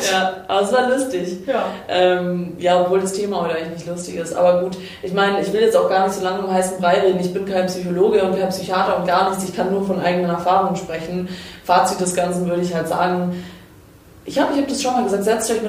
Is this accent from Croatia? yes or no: yes; Croatia; Na, ich darf leider nicht, ich bin Kroatin.